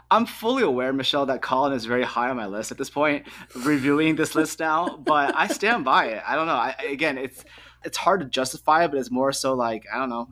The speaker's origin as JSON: {"language": "English", "country": "United States", "said": "I'm proudly American"}